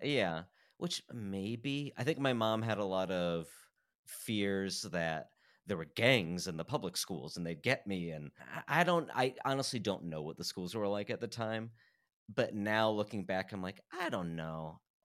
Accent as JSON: {"language": "English", "town": "Fort Wayne", "region": "Indiana", "country": "United States", "tie": "born or raised there", "said": "I grew up in Fort Wayne, Indiana"}